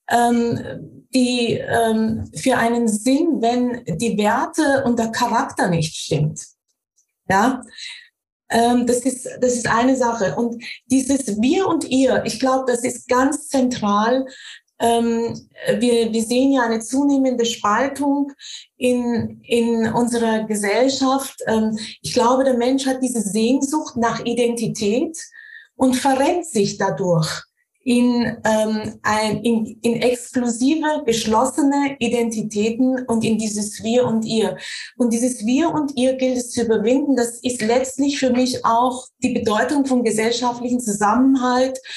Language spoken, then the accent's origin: German; Austria; ich bin wiederum in einem katholischen Umfeld aufgewachsen in Österreich